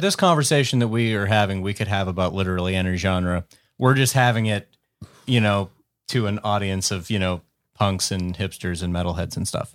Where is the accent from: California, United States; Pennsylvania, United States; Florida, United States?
Pennsylvania, United States; Western; growing up in Western Pennsylvania